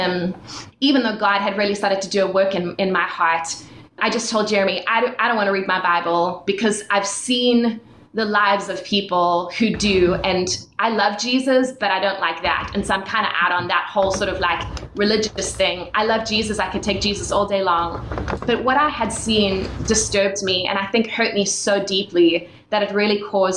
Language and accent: English; South Africa; moved away; I was born and raised in South Africa, and I was born into a Christian family.